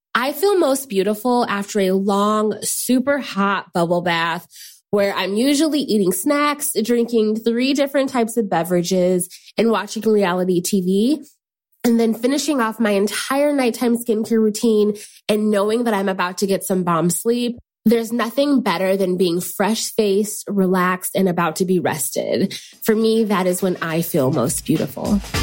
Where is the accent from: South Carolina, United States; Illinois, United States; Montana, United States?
Illinois, United States; Chicago; now in Seattle, United States; I'm from Chicago, but currently call Seattle home